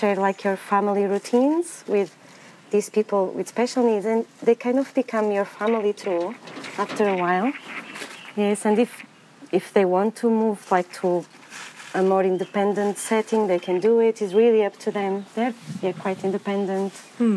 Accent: Portugal; moved away as an adult; also born or lived in England; now in United Kingdom; I'm originally from Portugal, but I have been gardening for a while in England for the last 10 years

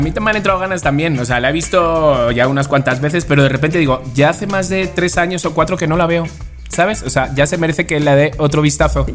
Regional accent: Spain; moved away as an adult; now in Mexico; Era español

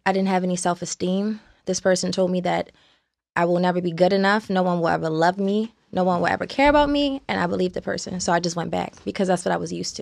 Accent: Baltimore, Maryland, United States; I'm from Baltimore, Maryland

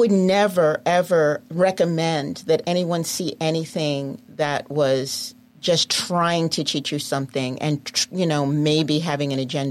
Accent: New York City, New York, United States; I'm from Queens.

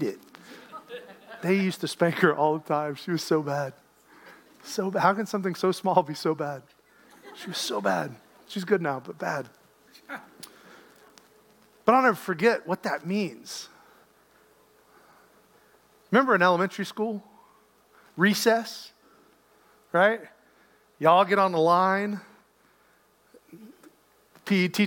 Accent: Lynchburg, Virginia, United States; moved away; I grew up in Lynchburg. There's one mall.

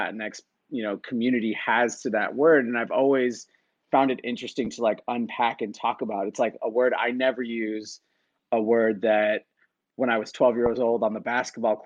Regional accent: Chicago, Illinois, United States; moved away as an adult; also born or lived in Claremont, California; I'm originally from Chicago, Illinois, the west side of the city, and went to high school there

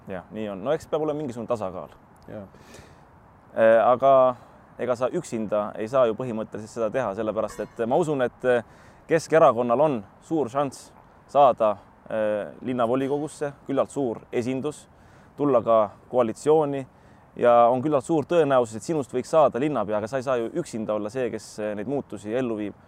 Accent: Pärnu, Pärnu County, Estonia; moved away as an adult; now in Tartu, Estonia; ma olen muidu Pärnust

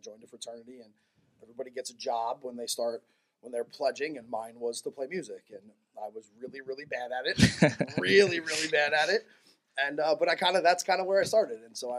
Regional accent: New Jersey, United States; I grew up in North Jersey.

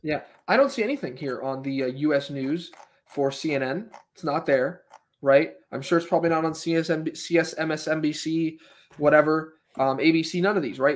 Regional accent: United States; as an American, you know, as someone who's, who's still l, living in this country

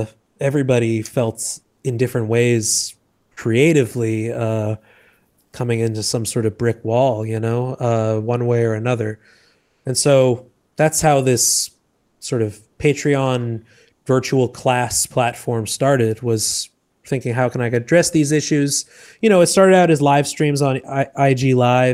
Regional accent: Boston, Massachusetts, United States; moved away as an adult; also born or lived in New York / Los Angeles; now in Puerto Rico; I'm originally from Boston

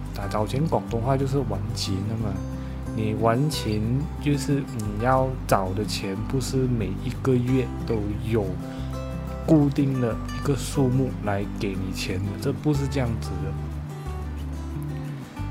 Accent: northern Peninsular Malaysia, Malaysia; moved away as an adult; also born or lived in Penang; now in Kuala Lumpur, Malaysia; 我本身是来自北马的某个地方

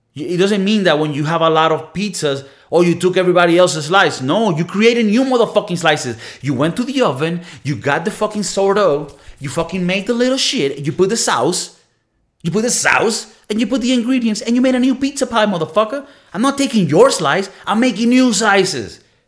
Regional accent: Venezuela; moved away; communist Venezuela, my home country

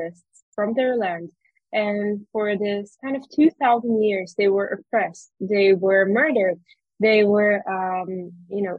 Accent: Judea and Samaria, Israel; also born or lived in New York, United States; growing up in the Samaria

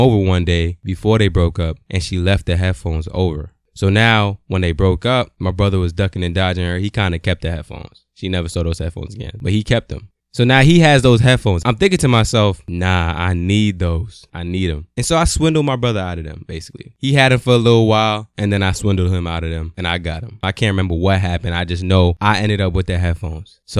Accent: New York City, New York, United States; also born or lived in Brooklyn, New York; growing up from the age of five to my teenage years, I felt kind of invincible in Queens

